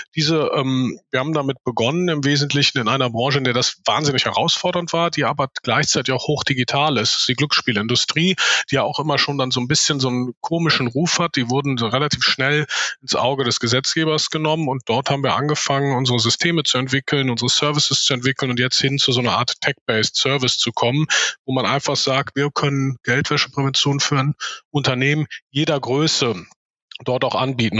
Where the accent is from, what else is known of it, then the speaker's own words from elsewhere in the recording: Cologne, North Rhine-Westphalia, Germany; komme hier aus Köln, wo auch die Firma sitzt